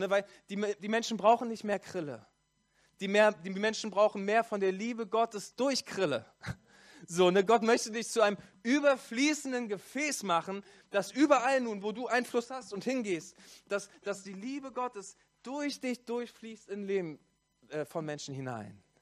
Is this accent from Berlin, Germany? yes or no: yes; Berlin, Germany; So, ich komme aus Berlin, ich bin gebürtiger Berliner und in Hessen gibt es so eine Karnevalskultur.